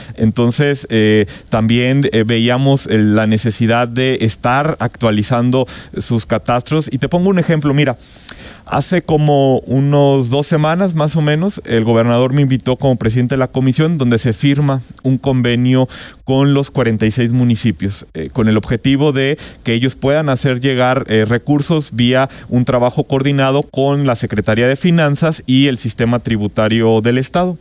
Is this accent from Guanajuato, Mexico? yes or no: yes; Irapuato, Guanajuato, Mexico; yo soy de Irapuato